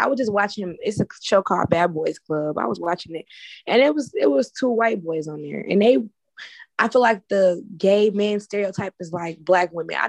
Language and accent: English; Chicago, Illinois, United States; I'm from Chicago. I done seen some ghetto shit.